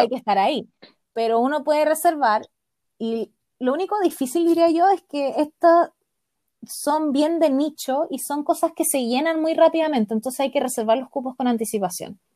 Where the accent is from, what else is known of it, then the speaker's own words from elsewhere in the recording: Chile; como nosotros somos un país largo y angosto